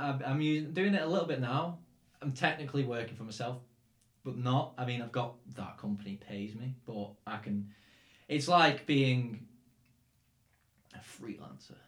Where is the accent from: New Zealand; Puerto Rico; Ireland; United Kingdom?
United Kingdom; near Manchester, North West England; accent: English; moved away as an adult; now in Czech Republic; I'm from Scam." I always say, "Oh, like near Manchester